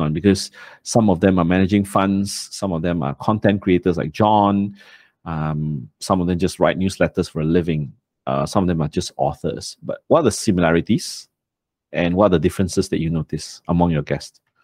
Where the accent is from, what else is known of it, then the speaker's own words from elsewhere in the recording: Malaysia; I'm ashamed as a Malaysian